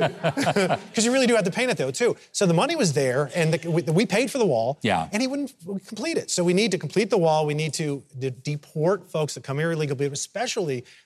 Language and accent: English; Texas, United States; I'm from Texas.